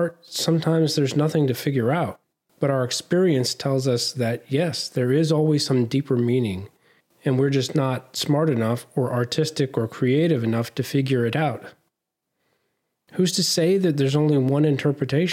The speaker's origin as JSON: {"language": "English", "region": "southeastern Virginia", "country": "United States", "accent": "Southern", "said": "I'm from Virginia, southeastern Virginia, almost North Carolina."}